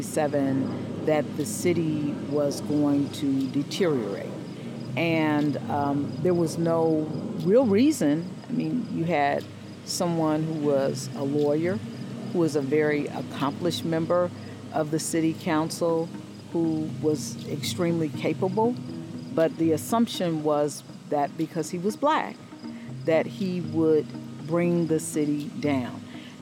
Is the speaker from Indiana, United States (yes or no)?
yes; Gary, Indiana, United States; Growing up in Gary was great.